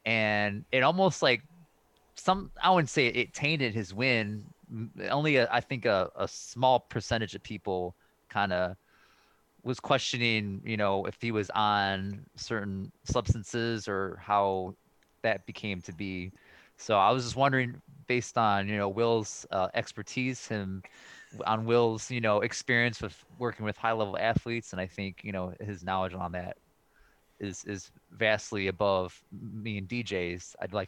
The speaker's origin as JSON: {"language": "English", "town": "Cleveland", "region": "Ohio", "country": "United States", "tie": "born or raised there", "said": "My hometown."}